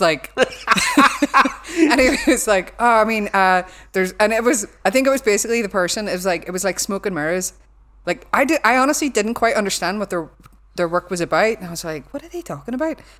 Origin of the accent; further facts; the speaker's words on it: Belfast, Northern Ireland, United Kingdom; accent: Belfast; my accent, like, no one corrects me 'cause they think it's, like, a Belfast thing